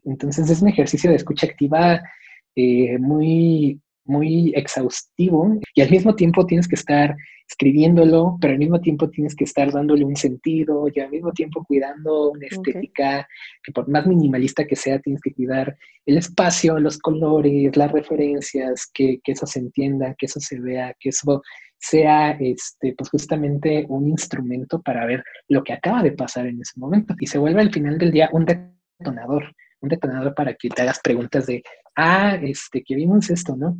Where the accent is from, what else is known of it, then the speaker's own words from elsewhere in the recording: Mexico; soy mexicano